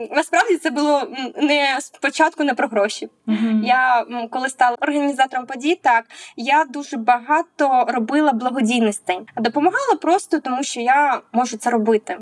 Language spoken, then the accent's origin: Ukrainian; Mykolaiv, Mykolaiv Oblast, Ukraine; Я сама з міста Миколаєва